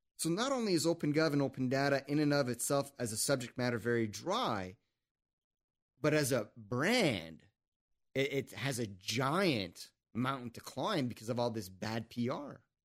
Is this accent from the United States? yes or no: no; Canada; I'm French Canadian and politics is in my blood